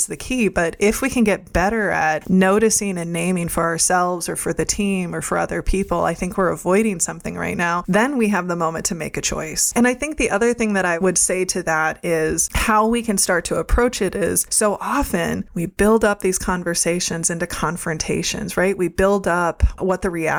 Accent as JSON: {"language": "English", "region": "Midwest", "country": "United States", "tie": "born or raised there", "said": "I grew up in the Midwest"}